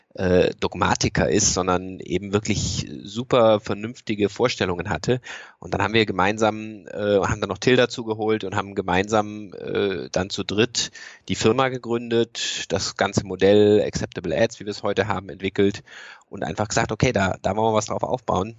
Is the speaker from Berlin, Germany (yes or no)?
no; Freiburg, Baden-Württemberg, Germany; now in Cologne, Germany; ich komme ursprünglich aus Freiburg